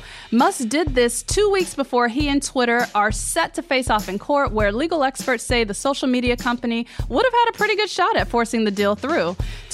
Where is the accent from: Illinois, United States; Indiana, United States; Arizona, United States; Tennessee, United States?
Tennessee, United States; Memphis; I grew up in Memphis, Tennessee